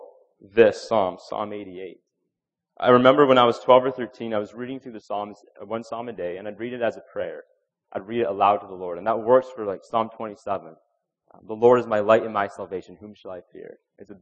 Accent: Canada; we have this pressure as Christians, as Canadian Christians, that we're polite people. As Canadians, we're polite

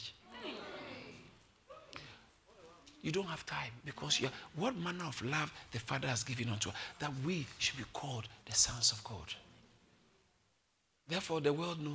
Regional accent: Accra, Greater Accra, Ghana; I was born in Accra

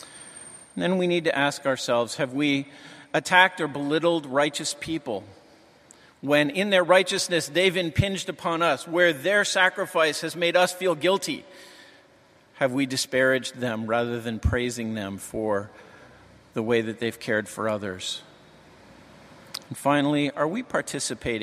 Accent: New England, United States; I'm from New England.

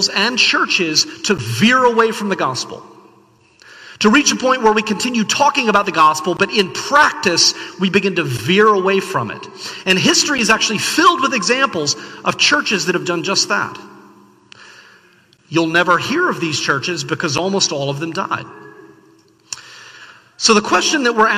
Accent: the South, United States; I grew up in the South.

